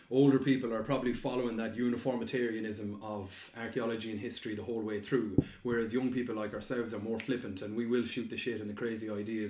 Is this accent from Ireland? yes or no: yes; Southeast County Mayo, Connacht, Ireland; my own village there where I'm from in Southeast County Mayo